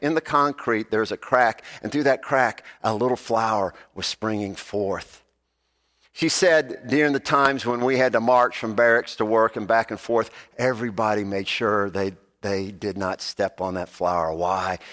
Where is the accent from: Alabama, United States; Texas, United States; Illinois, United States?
Alabama, United States; I am from Alabama